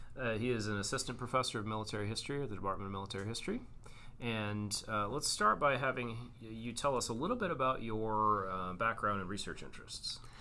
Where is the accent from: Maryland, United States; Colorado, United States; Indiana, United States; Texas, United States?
Texas, United States; I, am a native Texan